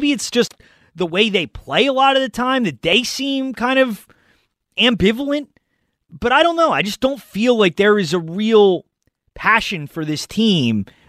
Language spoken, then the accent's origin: English; Pennsylvania, United States; I am not. I am from Montgomery County.